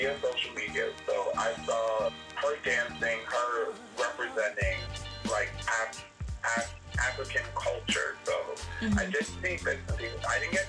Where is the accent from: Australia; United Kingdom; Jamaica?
Jamaica; We're both Jamaican.